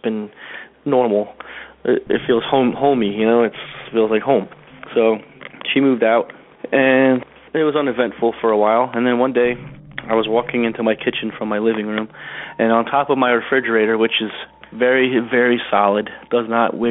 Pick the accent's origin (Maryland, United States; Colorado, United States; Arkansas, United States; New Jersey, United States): New Jersey, United States; I'm from New Jersey